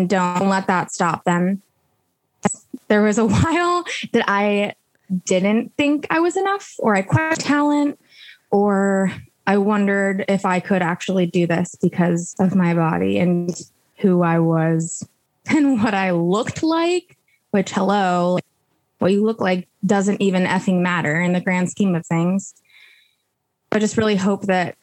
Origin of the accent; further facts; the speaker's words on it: Chicago, Illinois, United States; now in Los Angeles, United States; I'm from the Chicago area